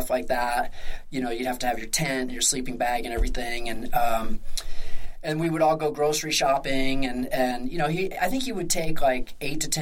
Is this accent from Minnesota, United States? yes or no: no; suburbs of Philadelphia, Pennsylvania, United States; moved away as an adult; also born or lived in Bend, Oregon; now in Salt Lake City, United States; I grew up in the suburbs of Philadelphia